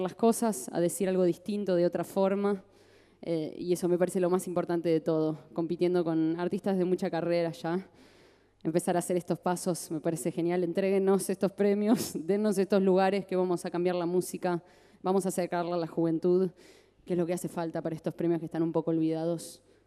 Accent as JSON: {"language": "Spanish", "region": "Santa Fe", "country": "Argentina", "said": "Yo soy de Santa Fe"}